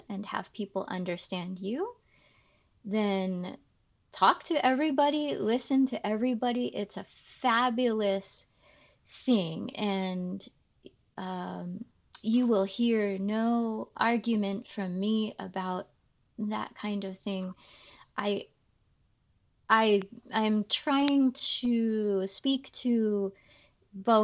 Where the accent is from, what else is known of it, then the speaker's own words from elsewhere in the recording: United States; because I'm American